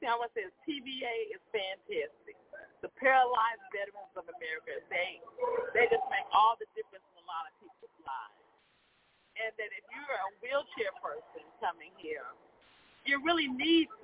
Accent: Chicago, Illinois, United States; I'm from Chicago, Illinois

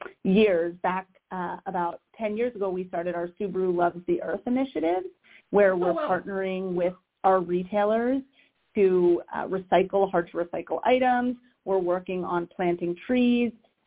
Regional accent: Wynnewood, Pennsylvania, United States; also born or lived in South Philadelphia; I grew up in Wynwood, right at City Line in Haverford.

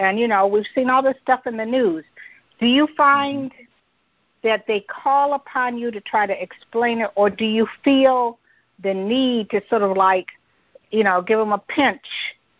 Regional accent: Detroit, Michigan, United States; I'm from Detroit

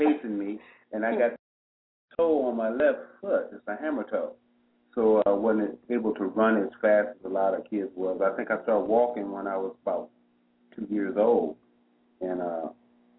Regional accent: Dallas, North Carolina, United States; moved away; I was born in Dallas, North Carolina in 1950

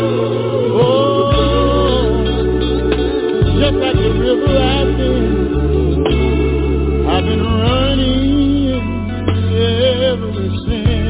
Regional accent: the South, United States; As a young child growing up in the South, I had to go in and out of the back doors of the restaurants and ride on the back of the buses.

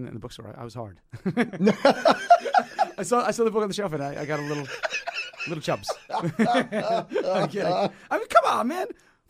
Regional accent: New York City, New York, United States; Well, you know, as a New Yorker, man, the subways.

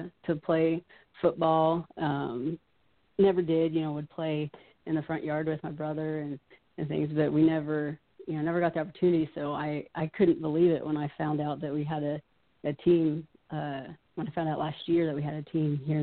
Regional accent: Pittsburgh, Pennsylvania, United States; growing up in Pittsburgh

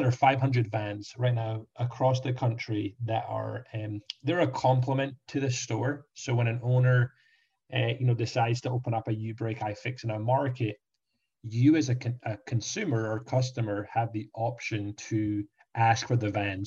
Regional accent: Scotland, United Kingdom; moved away as an adult; now in Orlando, United States; Scotland where I grew up

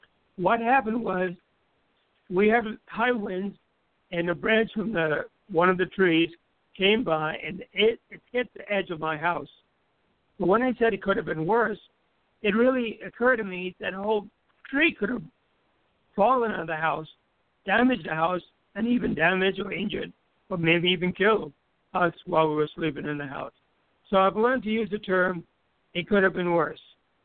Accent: U.S. Virgin Islands; I grew up in the Virgin Islands, and one of the habits we have is

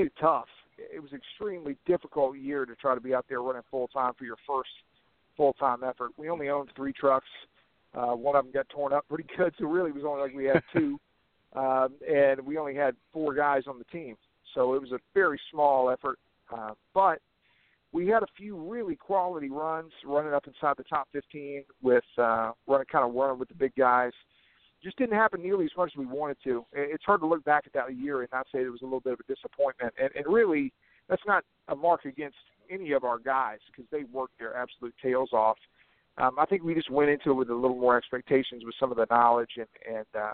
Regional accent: Coila, Mississippi, United States; also born or lived in Memphis, Tennessee; I'm from Mississippi. Originally born in Memphis, Tennessee, but was raised in North Mississippi mostly my entire life, a little small town, Colo, Mississippi

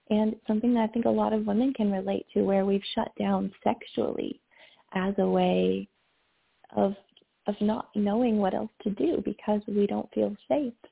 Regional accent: the South, United States; And I grew up in the South and I'll talk more about that later probably.

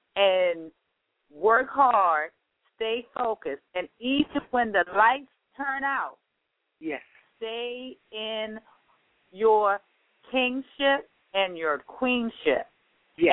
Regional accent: Baltimore, Maryland, United States; I am from Baltimore

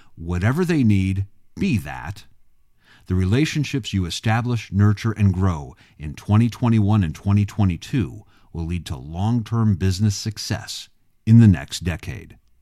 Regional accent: Illinois, United States; my home state of Illinois

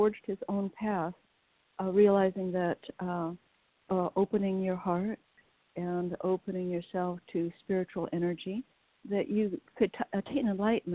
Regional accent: West Coast, United States; I was raised on the West Coast during the 60s

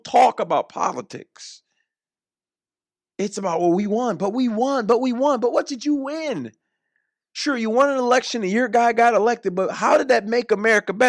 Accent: United States; also born or lived in Orlando; I'm American

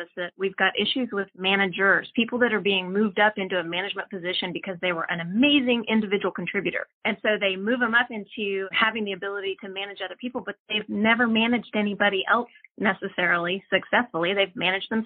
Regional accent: Austin, Texas, United States; I'm from Austin. I was actually born and raised here

